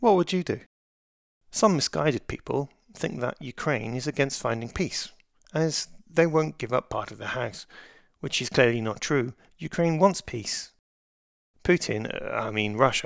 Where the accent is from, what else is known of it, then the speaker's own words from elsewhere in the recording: United Kingdom; I'm British.